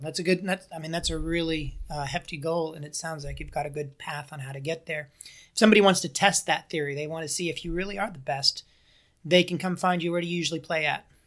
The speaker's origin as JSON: {"language": "English", "town": "Las Vegas", "region": "Nevada", "country": "United States", "tie": "born or raised there", "said": "I grew up in Vegas."}